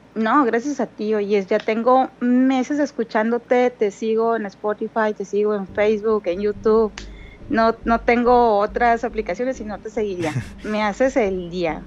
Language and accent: Spanish; Mexicali, Baja California, Mexico; soy de aquí de Mexicali